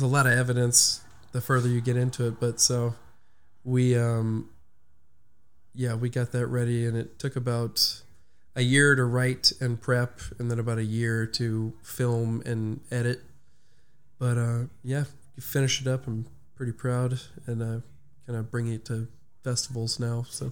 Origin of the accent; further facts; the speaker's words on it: Orange, United States; I grew up in Orange right around the corner